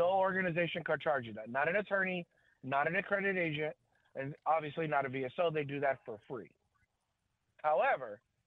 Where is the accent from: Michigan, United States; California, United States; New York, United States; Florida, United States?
California, United States; San Diego; I grew up in San Diego area.